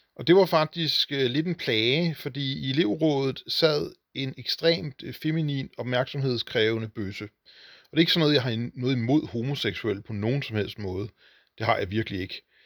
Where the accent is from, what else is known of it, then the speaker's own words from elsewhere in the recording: Hornbæk, Capital Region of Denmark, Denmark; det var byen Hornbæk med cirka 4.000 indbyggere, hvor jeg voksede op og gik i skole